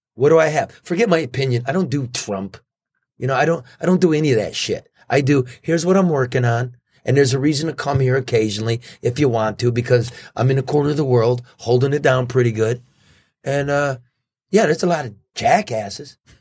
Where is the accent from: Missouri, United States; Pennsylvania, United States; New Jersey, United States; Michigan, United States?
Michigan, United States; Detroit area; Not in my hometown